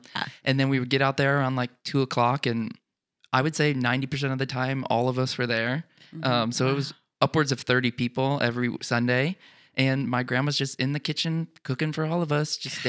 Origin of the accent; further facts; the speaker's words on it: Mascoutah, Illinois, United States; growing up in the Midwest